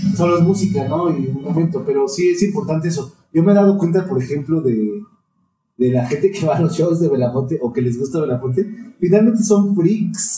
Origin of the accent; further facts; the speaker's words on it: Mexico City, Mexico; cómo me inserto yo como chilango en un mundo global